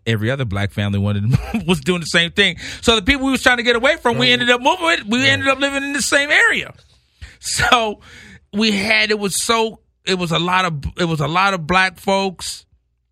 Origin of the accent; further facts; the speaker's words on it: Rowland Heights, California, United States; also born or lived in Los Angeles; I grew up in Rolling Heights, California, a little town, maybe 30 minutes from L.A.